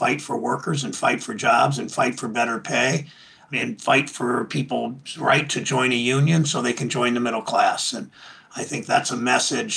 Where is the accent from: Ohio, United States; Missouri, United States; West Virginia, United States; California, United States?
Ohio, United States; Mansfield; I grew up in Mansfield in the Lutheran church there